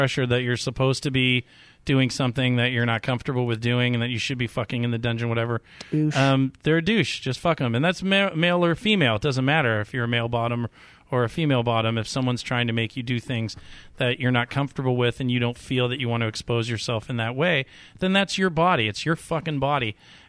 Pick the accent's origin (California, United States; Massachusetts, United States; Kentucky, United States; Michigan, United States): California, United States; my roots is that I was raised in the San Fernando Valley.